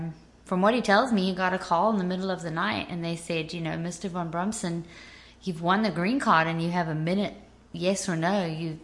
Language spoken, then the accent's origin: English; Johannesburg, Gauteng, South Africa; moved away as an adult; now in Nashville, United States; I had just turned 24 when we moved. So I was born and raised in Johannesburg.